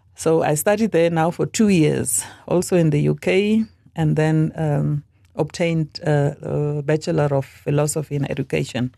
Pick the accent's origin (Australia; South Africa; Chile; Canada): South Africa; Northern Cape; moved away as an adult; also born or lived in Worcester, Western Cape / Coventry, United Kingdom; now in Khorixas, Namibia; I was born in South Africa, as I said, in the Northern Cape